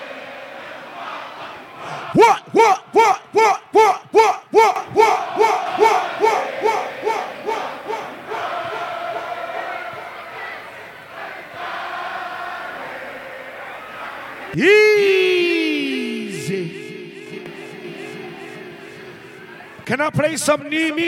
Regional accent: London, United Kingdom; I'm from South London

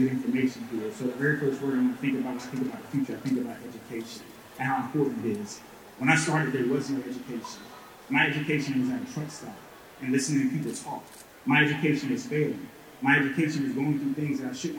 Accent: South Carolina, United States; I'm from Alpena, South Carolina.

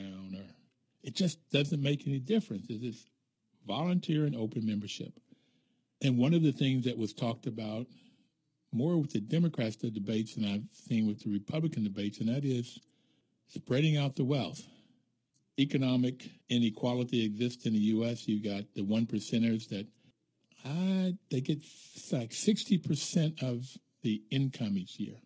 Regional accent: Bluefield, West Virginia, United States; when I grew up in Bluefield, West Virginia, there was still the colored signs

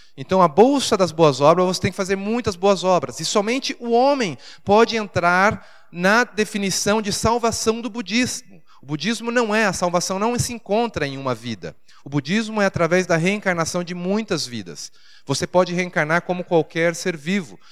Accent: Brazil; moved away as an adult; now in Thailand; eu sou do Brasil

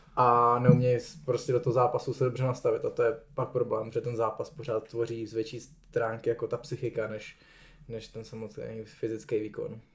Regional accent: Czechia

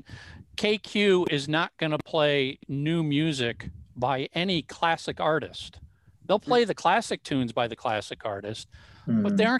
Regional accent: Bloomington, Minnesota, United States; I grew up in Bloomington. So I went to high school at Thomas Jefferson.

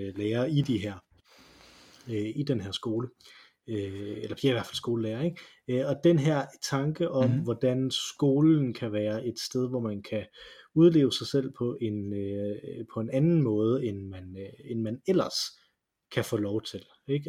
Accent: Silkeborg, Central Denmark Region, Denmark; Jeg gik i sin tid, øh, fordi jeg var fra Silkeborg.

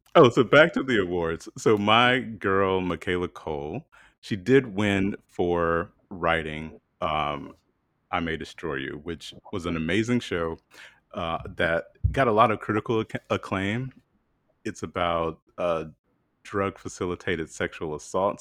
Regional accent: South Carolina, United States; moved away; I'm from South Carolina

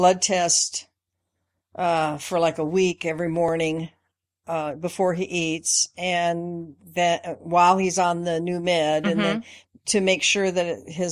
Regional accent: Spokane, Washington, United States; I grew up in Spokane. Well, actually in Washington State, most of my life from the time I was about 5

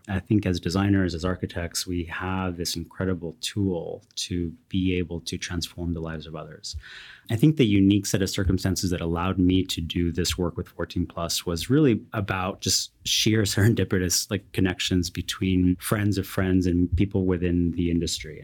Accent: Watsonville, California, United States; I grew up in a very, very tiny town called Watsonville in California, the Bay Area, South Bay

